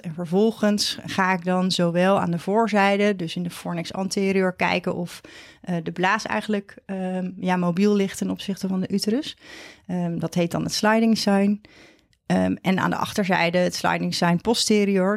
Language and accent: Dutch; Vlissingen, Zeeland, Netherlands; moved away as an adult; also born or lived in Leiden / Amsterdam / Maastricht / Utrecht; now in near Het Gooi, Netherlands; Ik kom uit Zeeland. Ik ben een uh, Zeeuws meisje, opgegroeid in um, Vlissingen met name